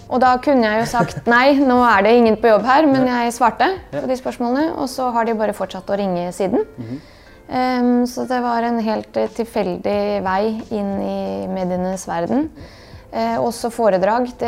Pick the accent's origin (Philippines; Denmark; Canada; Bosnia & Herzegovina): Bosnia & Herzegovina; now in Norway; det har formet meg veldig at jeg kommer fra Bosnia, og den delen av min identitet er en veldig stor og viktig del, og noe som står veldig stødig. Vi snakker jo bare bosnisk hjemme og har alltid gjort det.